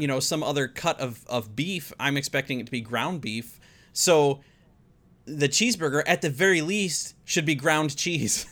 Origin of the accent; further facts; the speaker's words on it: United States; me being an American